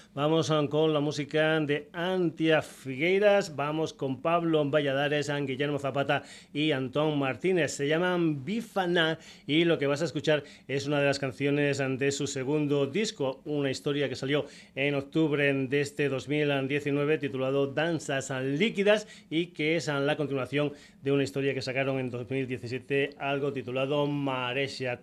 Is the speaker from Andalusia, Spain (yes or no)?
no; Extremadura, Spain; mi tierra, concretamente van a Don Benito y a Cáceres